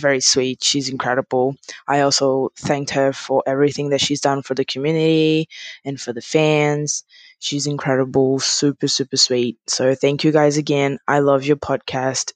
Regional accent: Brazil; now in Australia; I'm actually from Brazil

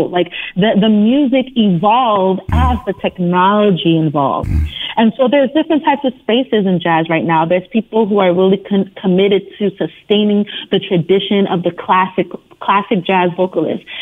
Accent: Brooklyn, New York, United States; And it truly is an honor, especially being born and raised in Brooklyn, New York.

